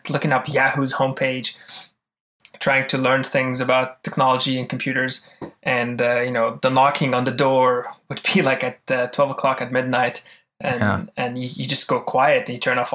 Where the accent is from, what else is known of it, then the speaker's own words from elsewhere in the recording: Damascus, Damascus Governorate, Syria; now in Toronto, Canada; I was actually born in Damascus, Syria. And back in the 80s, I was born in 85, Syria was still kind of in the pre-crazy state that it is now, but also pre-opening up to the world. So growing up in Syria was, you know, normal childhood